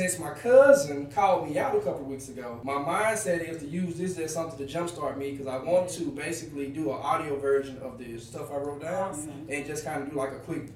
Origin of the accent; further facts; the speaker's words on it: Marlin, Louisiana, United States; now in Houston, United States; From Houston, Texas. Born and raised in Marlin, Louisiana